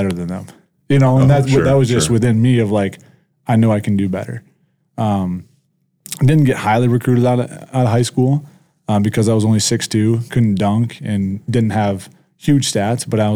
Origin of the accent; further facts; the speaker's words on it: Illinois, United States; moved away as an adult; also born or lived in South Dakota; now in Brandon, United States; I grew up in Illinois.